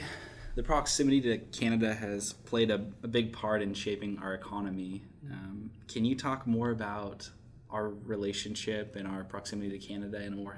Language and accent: English; Ferndale, Washington, United States; You know, I grew up in Ferndale